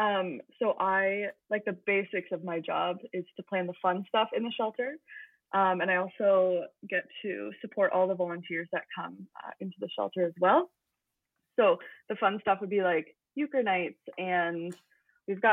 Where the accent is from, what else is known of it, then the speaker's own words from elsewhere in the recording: St. Thomas, Ontario, Canada; moved away as an adult; also born or lived in St. Catharines, Ontario; I am from St. Thomas. It's just a smallish town kind of near London